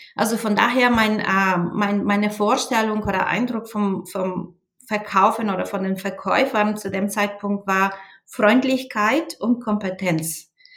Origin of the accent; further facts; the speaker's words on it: Bulgaria; German is a second language; moved away as an adult; now in Germany; ich bin auch in Bulgarien aufgewachsen